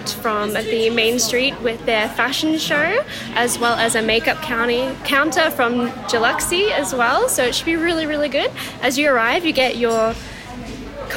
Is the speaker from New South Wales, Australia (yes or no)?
no; Dalveen, Queensland, Australia; also born or lived in Brisbane / London; We're from Dalveen, which is not that far out of Stanthorpe